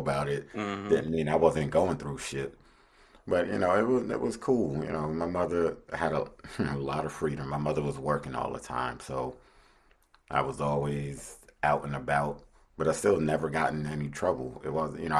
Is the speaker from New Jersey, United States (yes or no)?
yes; New Jersey, United States; growing up in New Jersey